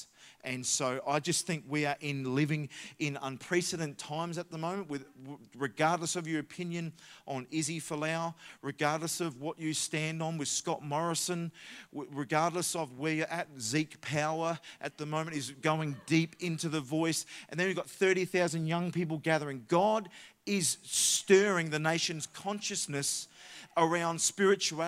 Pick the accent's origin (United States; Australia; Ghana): Australia; Adelaide, South Australia; we come from Adelaide.